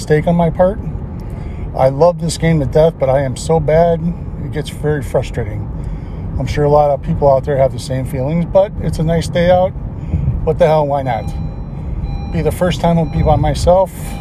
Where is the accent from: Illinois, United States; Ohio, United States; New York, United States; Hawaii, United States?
Illinois, United States; Lockport; I'm from Lockport, Illinois